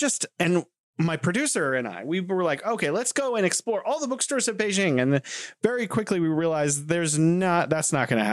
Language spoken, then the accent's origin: English; United States; I grew up in America and watching American movies